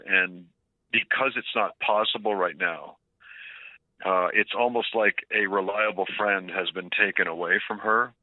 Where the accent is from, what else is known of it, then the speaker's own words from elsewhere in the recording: Oakville, Ontario, Canada; I grew up in Oakville, it's about 40 kilometers outside of the city